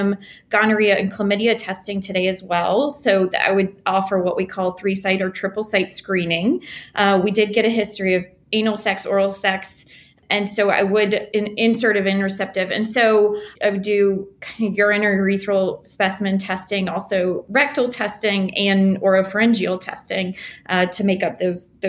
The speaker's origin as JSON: {"language": "English", "region": "the South", "country": "United States", "lives_now": "New Orleans, United States", "said": "I'm from the South."}